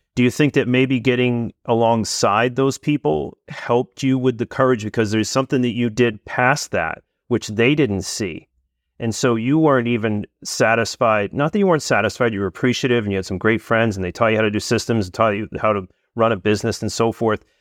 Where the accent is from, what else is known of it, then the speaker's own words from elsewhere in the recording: New England, United States; I'm from New England